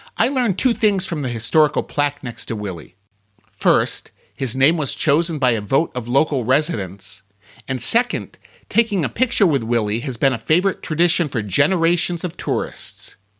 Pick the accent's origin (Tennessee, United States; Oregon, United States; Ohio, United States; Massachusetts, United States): Ohio, United States; I'm from Ohio